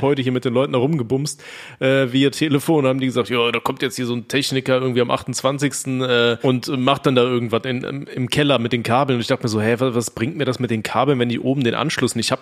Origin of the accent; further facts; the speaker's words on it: North Rhine-Westphalia, Germany; ich komme ja aus NRW